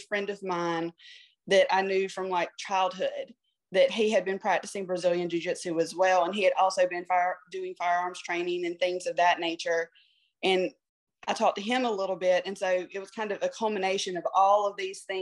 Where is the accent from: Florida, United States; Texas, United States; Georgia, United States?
Georgia, United States; I grew up in a super small town, and obviously I'm from Georgia